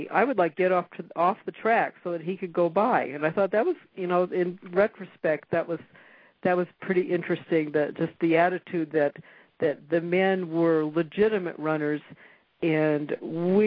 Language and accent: English; San Bernardino, California, United States; moved away as an adult; also born or lived in Kentucky / Wisconsin / Las Cruces, New Mexico; I was raised in San Bernardino, California